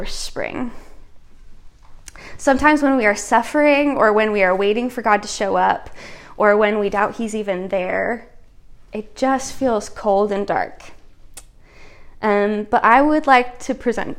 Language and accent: English; America's Dairyland, Wisconsin, United States; I am from America's dairy land, and not all of my homeland is made up of dairy farms.